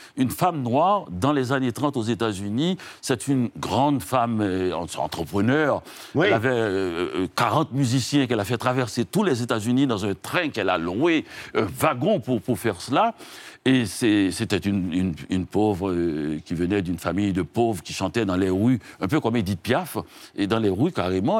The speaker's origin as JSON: {"language": "French", "country": "Haiti", "said": "je viens d'Haïti"}